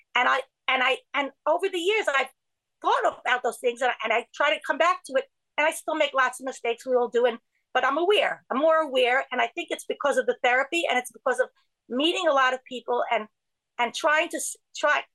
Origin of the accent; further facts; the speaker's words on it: New York City, New York, United States; I grew up in Borough Park